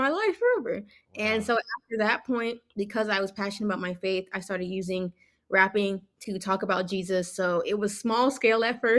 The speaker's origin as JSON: {"language": "English", "country": "Nigeria", "moved": "yes", "lives_now": "United States", "said": "Yeah, so Wande, well, I'm actually Nigerian, so hey, Africa, Um, we pulled up to America."}